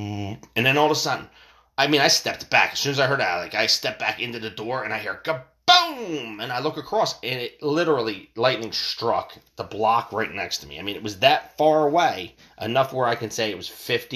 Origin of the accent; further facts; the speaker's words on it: United States; In my hometown where I grew up